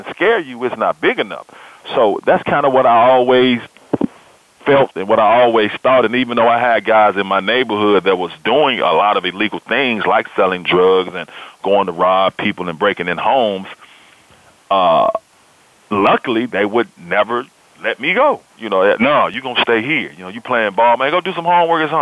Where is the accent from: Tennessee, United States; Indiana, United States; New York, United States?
Tennessee, United States; Memphis; now I am sports director at the ABC affiliate here in Memphis, Tennessee, in my hometown.